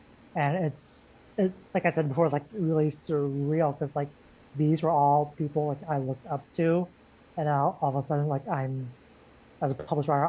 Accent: Washington, District of Columbia, United States; also born or lived in Lake Charles, Louisiana; where I grew up in the Washington, D.C. area.

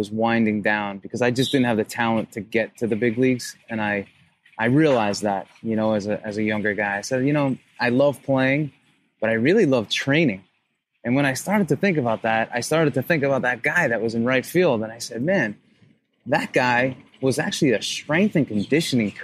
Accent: New York, United States; growing up in New York

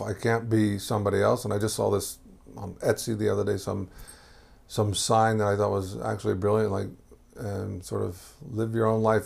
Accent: Houston, Texas, United States; moved away; also born or lived in Boston / Jerusalem; I grew up in Texas

